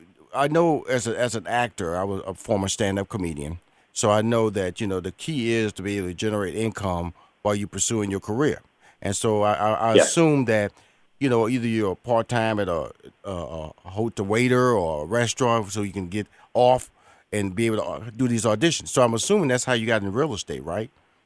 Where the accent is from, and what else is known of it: Houston, Texas, United States; born or raised there